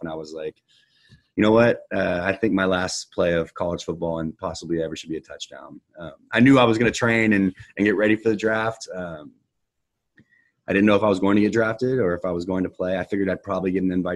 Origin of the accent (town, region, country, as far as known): Katy, Texas, United States; born or raised there